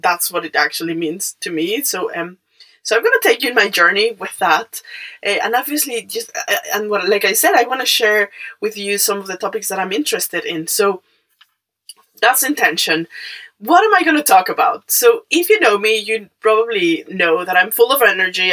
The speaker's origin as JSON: {"language": "English", "country": "Mexico", "second_language": "English", "moved": "yes", "said": "I'm Mexican"}